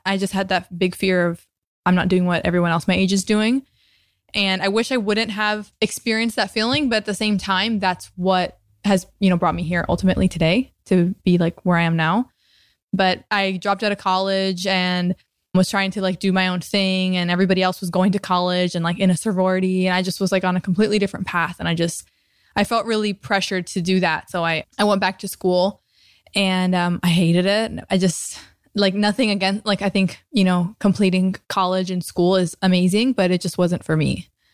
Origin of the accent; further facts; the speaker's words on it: Tampa, Florida, United States; also born or lived in New Jersey; now in Venice, United States; I grew up in Tampa, Florida. I was actually born in New Jersey, but grew up in Florida, so I'm a Floridian at heart.